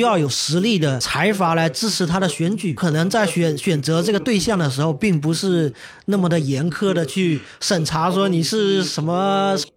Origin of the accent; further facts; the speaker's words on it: China; 就是我们中国人去韩国的